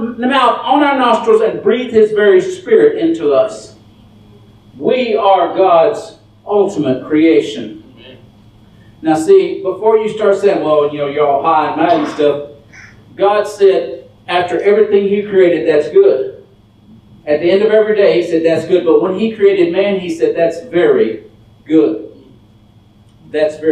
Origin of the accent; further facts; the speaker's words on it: Dallas, Texas, United States; I'm from Dallas